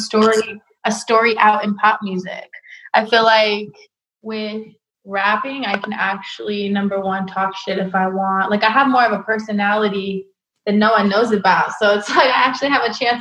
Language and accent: English; Bay Area, California, United States; I'm from the Bay Area